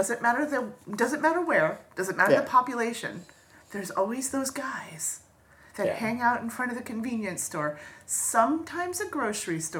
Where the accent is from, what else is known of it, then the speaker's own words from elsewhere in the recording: Florida, United States; moved away; Florida. Ah, my home state